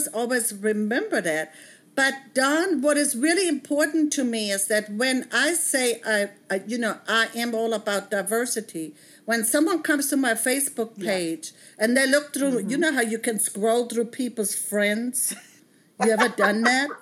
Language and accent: English; Bavaria, Germany; moved away as an adult; now in United States; I grew up monoracial in Germany, in Bavaria